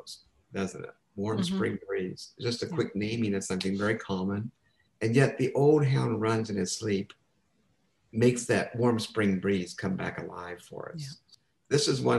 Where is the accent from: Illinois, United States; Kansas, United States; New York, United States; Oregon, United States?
Kansas, United States; I'm from Kansas.